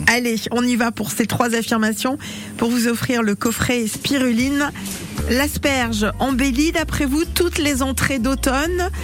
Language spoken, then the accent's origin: French; Breton, Brittany, France; quand on est breton